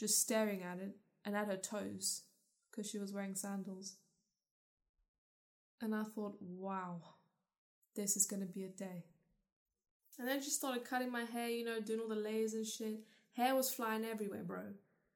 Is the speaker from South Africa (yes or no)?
yes; South Africa; also born or lived in London / Scotland; now in United Kingdom; I was born in South Africa.